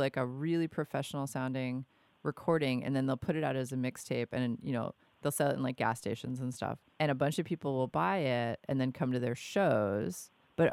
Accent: New York, United States; moved away; I'm originally from New York

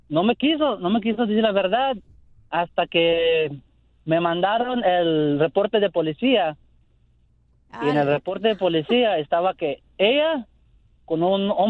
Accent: Belize; soy de Belice

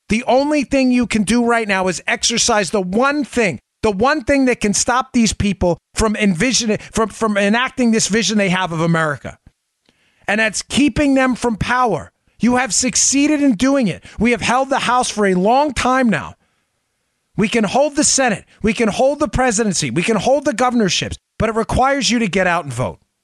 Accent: New York, United States; I grew up in New York

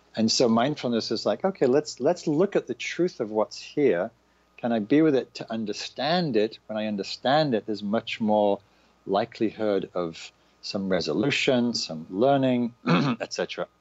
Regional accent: the north of England, United Kingdom; moved away; also born or lived in London; I'm from England. I grew up in Northern England.

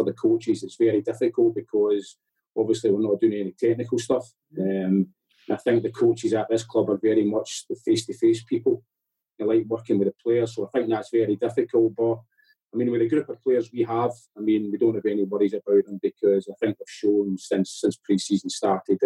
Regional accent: Scotland, United Kingdom; moved away; when you're a young boy growing up in Scotland

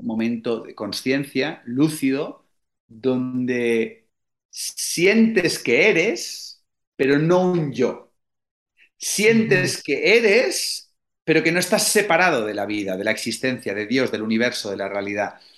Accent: Spain; en España somos súper toscos y rancios y duros

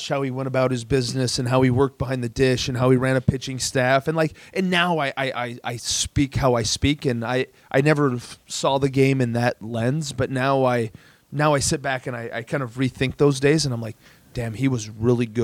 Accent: Southern Illinois, United States; I grew up in Southern Illinois

